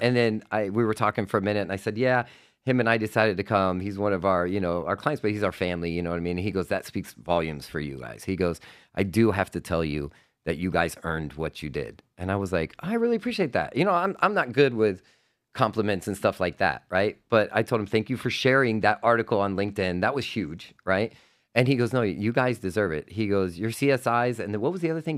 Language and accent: English; Homestead, Florida, United States; Ducati Revs in Homestead, which is my hometown